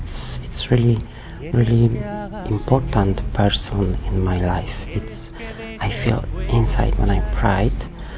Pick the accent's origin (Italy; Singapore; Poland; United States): Poland; English is a second language; I'm 27 years old. I'm from Poland.